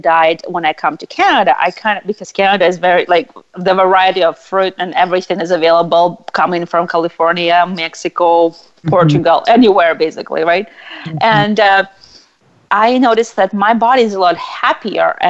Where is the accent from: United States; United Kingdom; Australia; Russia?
Russia; moved away; I was raised in Russia